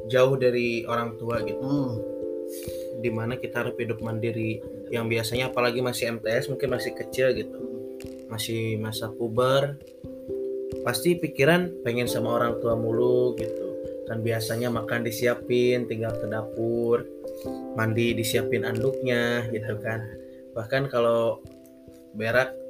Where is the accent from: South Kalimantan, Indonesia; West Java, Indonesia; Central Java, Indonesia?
West Java, Indonesia; Sukabumi; Perkenalkan … berasal dari Sukabumi, tanggal lahir 27 Maret tahun 2002.